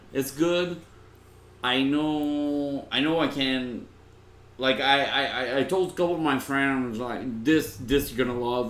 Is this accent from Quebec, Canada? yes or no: yes; Laval, Quebec, Canada; Laval, which was my hometown.